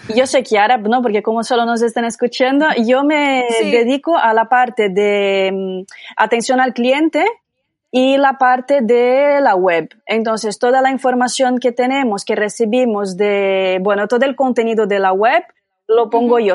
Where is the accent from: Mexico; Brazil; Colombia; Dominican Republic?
Brazil; accent: Brazilian; Spanish is a second language; now in Barcelona, Spain; soy brasileña, ya podréis notar por mi acento